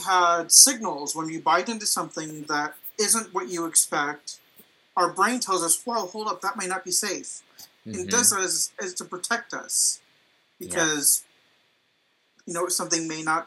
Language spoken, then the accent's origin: English; Midwest, United States; I was raised in the Midwest